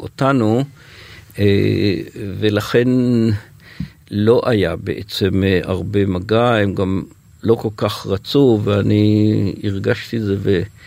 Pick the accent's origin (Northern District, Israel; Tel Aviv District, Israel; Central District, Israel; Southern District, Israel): Northern District, Israel; HaYogev; אני גדלתי במושב היוגב